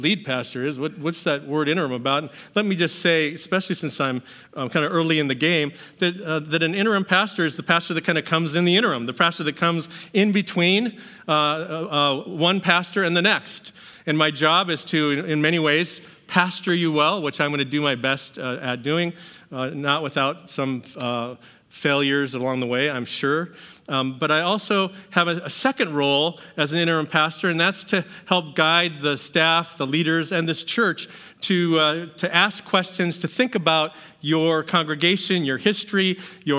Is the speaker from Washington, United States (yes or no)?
yes; Seattle, Washington, United States; moved away; I'm from Seattle